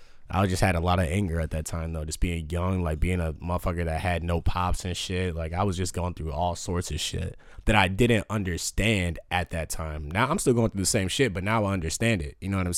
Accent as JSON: {"language": "English", "town": "Batavia", "country": "United States", "said": "I came from Batavia, bro, where it was like K-Swisses and motherfuckers rocking."}